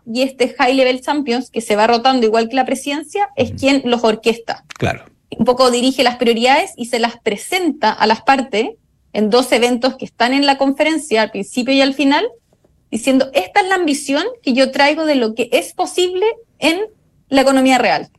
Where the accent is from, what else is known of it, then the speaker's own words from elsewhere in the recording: Chile; yo soy chilena